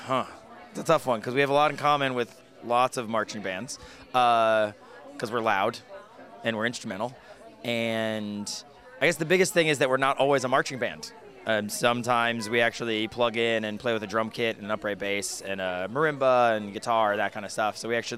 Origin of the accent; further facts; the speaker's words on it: Boston, Massachusetts, United States; Well, we're from Boston. We play up there a lot.